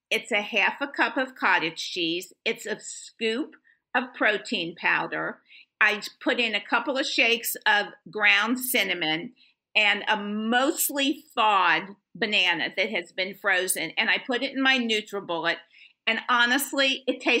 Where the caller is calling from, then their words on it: Tampa, Florida, United States; Uh, sunny Tampa, Florida.